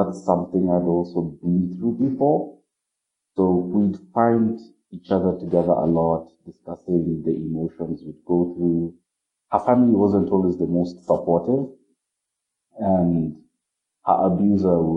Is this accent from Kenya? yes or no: yes; Kenya; I'm from Kenya